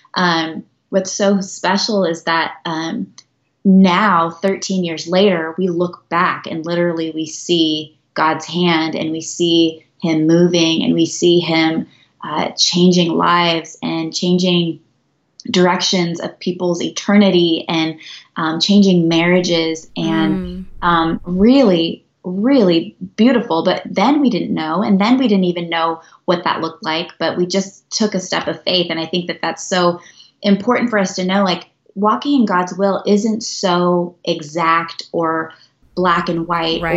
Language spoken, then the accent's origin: English; Northern California, United States; moved away as an adult; also born or lived in Albuquerque, New Mexico; now in Montana, United States; I was born and raised in Northern California